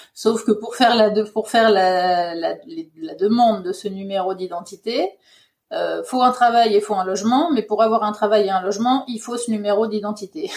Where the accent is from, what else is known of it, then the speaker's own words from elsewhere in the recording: Ardennes, Grand Est, France; moved away as an adult; also born or lived in Paris, France; now in Norway; je suis originaire euh, des Ardennes